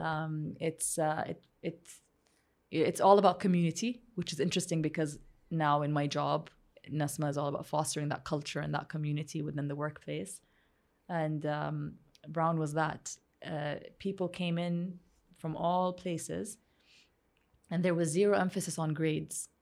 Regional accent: Saudi Arabia; growing up in Saudi Arabia

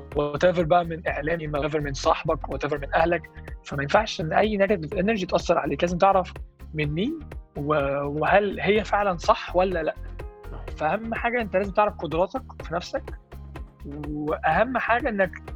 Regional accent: Egypt; احنا كشعب احنا كمصريين

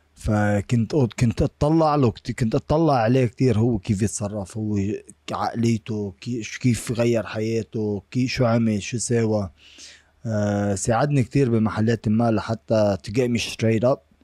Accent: Lebanon; now in United States; العقلية اللي أنا طالع فيها من لبنان

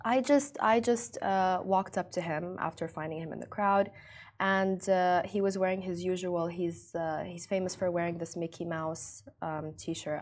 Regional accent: Ras Al Khaimah, United Arab Emirates; Ras Lakhema. It's my hometown

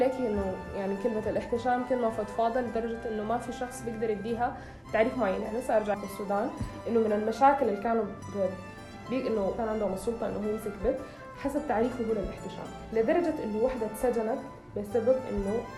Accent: Sudan; بلدي يعني بما انه انا سودانية

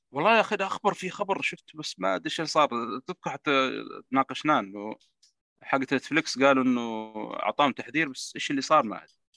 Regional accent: Saudi Arabia; السينمات عندنا في السعودية

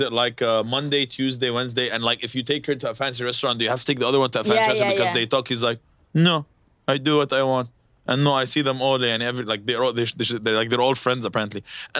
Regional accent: Lebanon; where are you from? I'm like, Lebanon.

